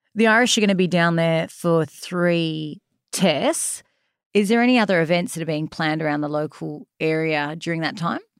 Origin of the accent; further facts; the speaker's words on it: Sydney, New South Wales, Australia; moved away; born and bred eastern suburbs, uh, lived always around the eastern suburbs when living in Sydney.